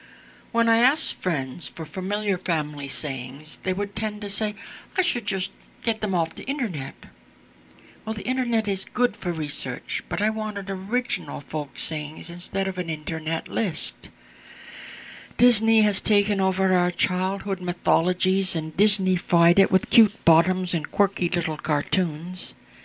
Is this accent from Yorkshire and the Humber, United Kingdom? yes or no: no; Scotland, United Kingdom; She came from Edinburgh, whereas I am from the West Coast, so we were comparing places which we both knew and had a chat about them.